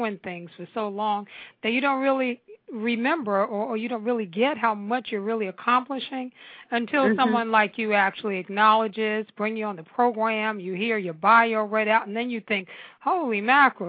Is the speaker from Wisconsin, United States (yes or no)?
no; New York, United States; now in Washington metropolitan area, United States; I was born and raised in New York, in Harlem. I'm a Harlem girl.